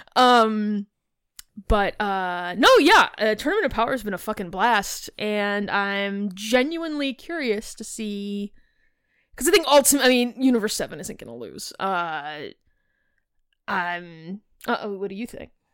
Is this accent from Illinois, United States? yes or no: yes; Chicago, Illinois, United States; I'm from Chicago. I hit my A's hard